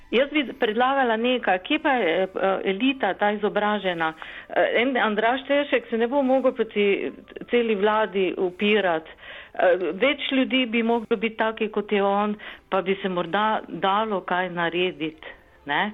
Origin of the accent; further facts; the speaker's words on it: Slovenia; also born or lived in Maribor; Slovenci smo